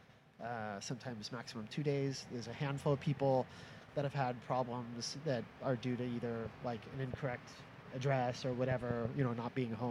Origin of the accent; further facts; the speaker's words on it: Orange, Connecticut, United States; I grew up just outside New Haven in a little town called Orange